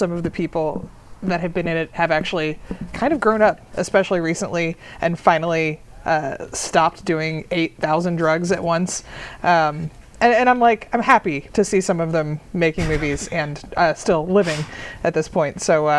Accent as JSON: {"language": "English", "region": "East Coast", "country": "United States", "also_born_or_lived": "Texas", "moved": "yes", "said": "I went to college with folks that grew up with those guys because I was from the East Coast."}